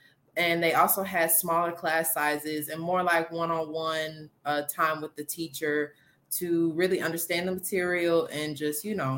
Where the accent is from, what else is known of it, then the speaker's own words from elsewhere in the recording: Atlanta, Georgia, United States; also born or lived in Stockbridge, Georgia; So I'm from Atlanta, Georgia, live in the Stockbridge area.